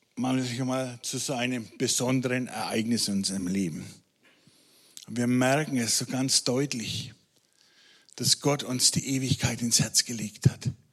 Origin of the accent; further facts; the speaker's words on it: Franconia, Bavaria, Germany; Als Franke